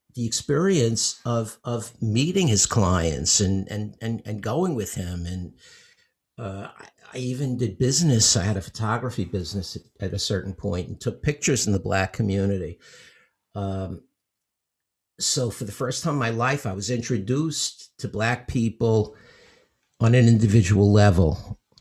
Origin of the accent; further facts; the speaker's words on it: New York City, New York, United States; I grew up in Bensonhurst in Brooklyn